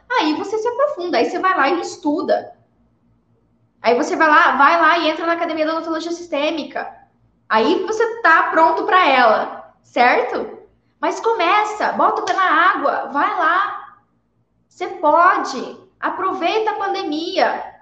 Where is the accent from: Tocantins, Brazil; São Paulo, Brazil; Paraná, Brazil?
Paraná, Brazil; born there; Não sei nem por que, que eu nasci no Paraná, né, Cris?